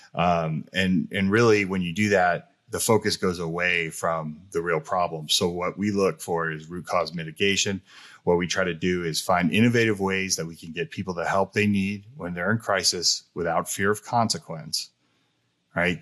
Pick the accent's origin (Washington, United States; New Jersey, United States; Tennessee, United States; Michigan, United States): New Jersey, United States; also born or lived in California; being from New Jersey, me growing up in California and Jersey